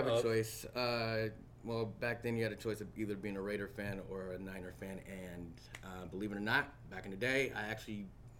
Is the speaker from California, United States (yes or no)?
yes; Northern California, United States; I'm from Northern California, but you know, there's nothing I can do about it. And plus, Las Vegas is my second home